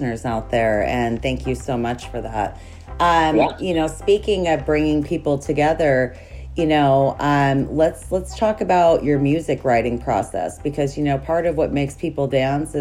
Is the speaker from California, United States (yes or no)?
no; Montana, United States; I grew up in Montana.